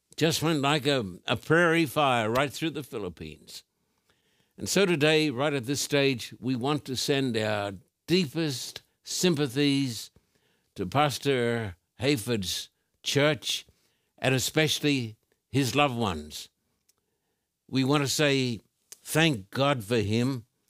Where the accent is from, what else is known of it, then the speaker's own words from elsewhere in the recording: Australia; I've just come from Australia